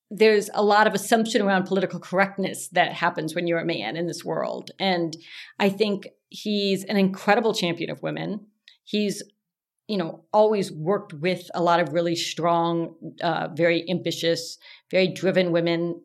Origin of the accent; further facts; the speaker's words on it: Texas, United States; I do remember being a young girl growing up in Texas